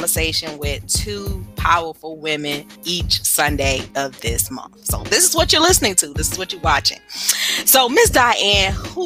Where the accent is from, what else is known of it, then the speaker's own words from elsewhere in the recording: Windsor, North Carolina, United States; Windsor, North Carolina is my hometown